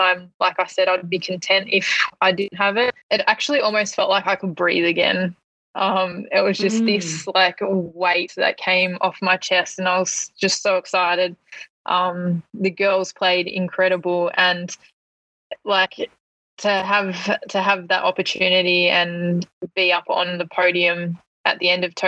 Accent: Hamilton, Victoria, Australia; moved away; back in my hometown, Hamilton

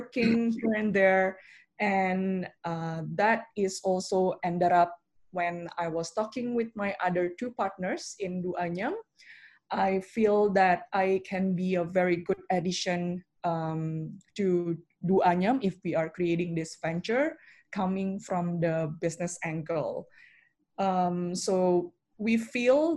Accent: Jakarta, Indonesia; also born or lived in Melbourne, Australia; I was born and raised in Jakarta up until I graduated high school, and then I went to Melbourne for study.

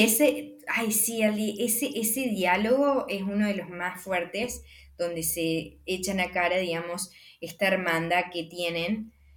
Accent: Argentina; hay una conexión con nuestro país

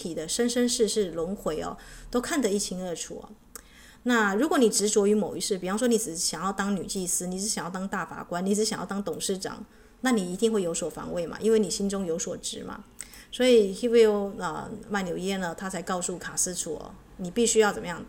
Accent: China; 那我们知道地水火风，我们中国人会加一个什么？就是这个木的元素，对不对？

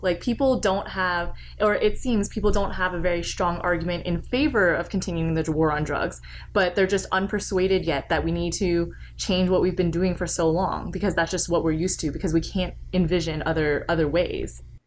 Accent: Canada; now in United States; as someone who lives in the United States, I grew up in Canada

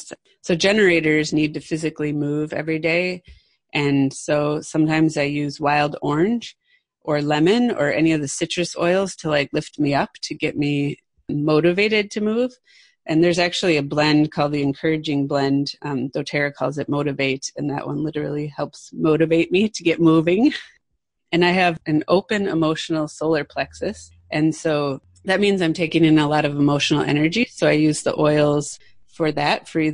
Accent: Midwest, United States; now in West Coast, United States; I grew up in the Midwest, which is in the middle of the United States

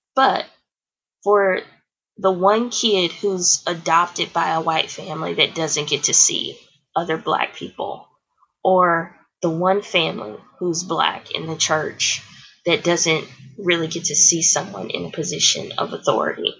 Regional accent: Houston, Texas, United States; also born or lived in The Woodlands, Texas; I grew up in in Houston, Texas.

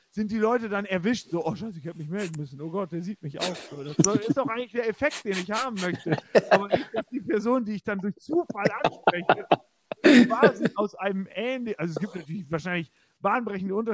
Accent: Bulgaria; ich meine, ich komme ja aus Bulgarien.

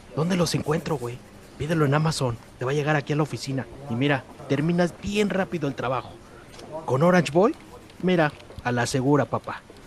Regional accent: Mexico; Nosotros como mexicanos

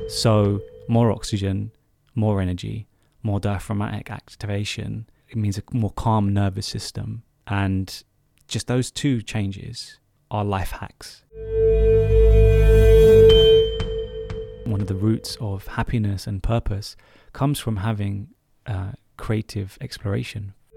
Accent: United Kingdom; as a British Asian, uh, male

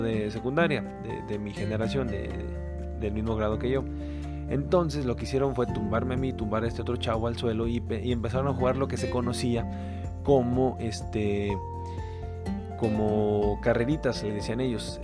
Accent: Mexico; como buenos mexicanos buscamos

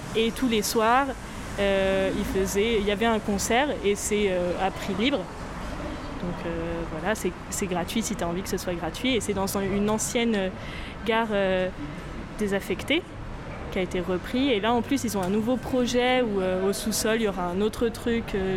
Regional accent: France; je suis française du côté de mon père, et puis ma mère, elle est néo-zélandaise

